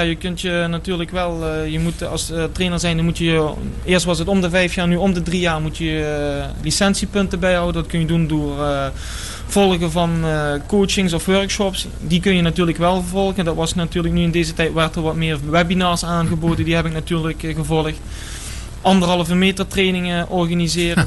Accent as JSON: {"language": "Dutch", "town": "Bergen", "country": "Netherlands", "moved": "yes", "said": "oorspronkelijk kom ik uit Bergen"}